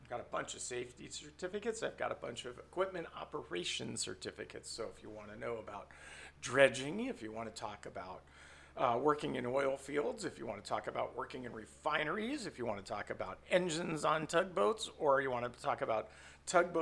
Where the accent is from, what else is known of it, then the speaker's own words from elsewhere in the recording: San Francisco Bay Area, California, United States; in a family growing up in the Bay Area